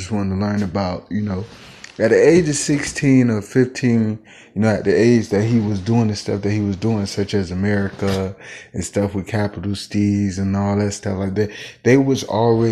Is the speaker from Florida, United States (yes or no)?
yes; West Park, Florida, United States; now in Kansas City, United States; I'm from Carver Ranches, Florida, which is was changed to West Park in 2005